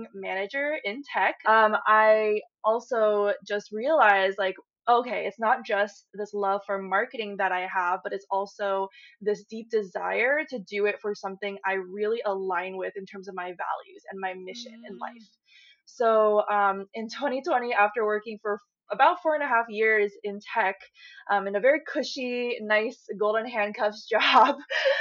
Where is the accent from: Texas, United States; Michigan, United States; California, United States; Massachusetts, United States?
California, United States; Silicon Valley, San Francisco Bay Area; I grew up in the Silicon Valley in the San Francisco Bay Area